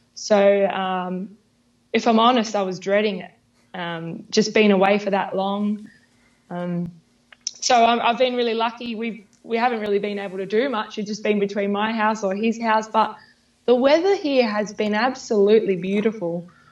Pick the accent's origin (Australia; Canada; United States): Australia; my hometown. I'm very proud of where I live.